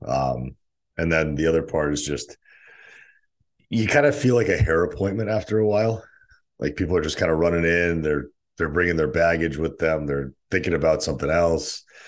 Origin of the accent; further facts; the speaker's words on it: Cheshire, Connecticut, United States; moved away as an adult; also born or lived in Saint Petersburg, Russia / New Haven, Connecticut / Stamford, Connecticut; now in San Diego, United States; Cheshire, where I grew up, and then moved back down